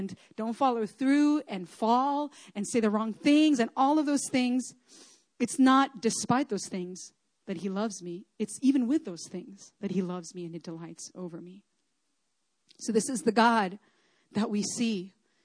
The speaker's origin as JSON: {"language": "English", "country": "Chile", "tie": "born or raised there", "moved": "yes", "said": "I grew up in Chile, so that's kind of like more my home."}